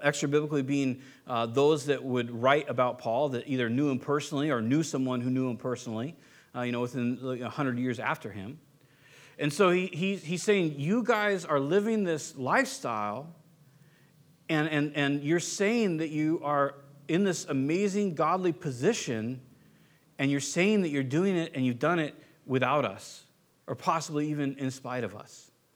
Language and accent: English; Southern California, United States; moved away; I was born and raised in SoCal